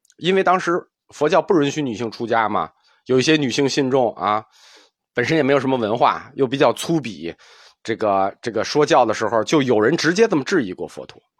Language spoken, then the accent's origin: Chinese; China; 我们中国人